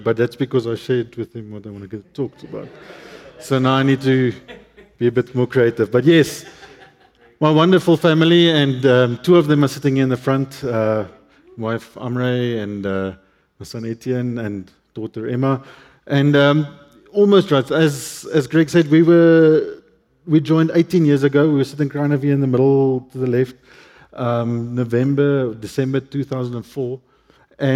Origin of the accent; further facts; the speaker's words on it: Cape Town, Western Cape, South Africa; English is a second language; I grew up in Cape Town, northern suburbs of Cape Town